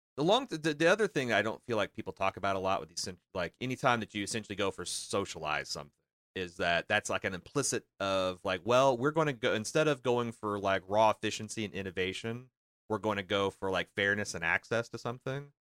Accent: United States; my whole life growing up as an American

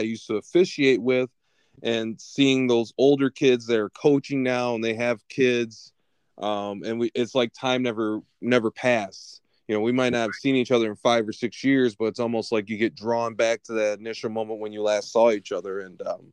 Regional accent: Lansing, Michigan, United States; We're from Lansing Sexton

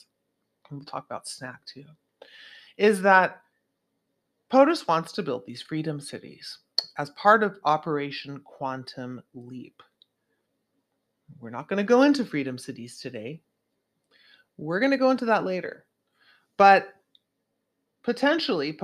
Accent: Santa Cruz, California, United States; in my hometown of Santa Cruz

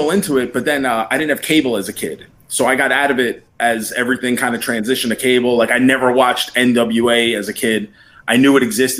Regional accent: New York, United States; because I grew up in New York.

